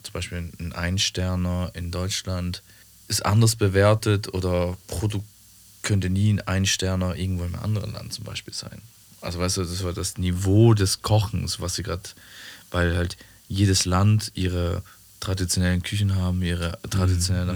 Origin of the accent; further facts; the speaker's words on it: Switzerland; Das ist da, wo ich herkomme in der Schweiz.